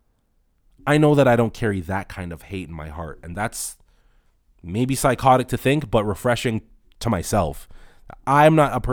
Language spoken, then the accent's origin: English; Toronto, Ontario, Canada; I come from Rexdale, a place that's warm only if you're from there, only if you live there